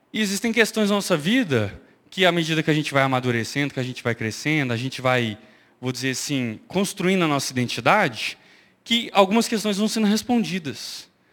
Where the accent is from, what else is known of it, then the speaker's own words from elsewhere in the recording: Angola; eu sou angolano, nasci em Angola faz parte da minha identidade.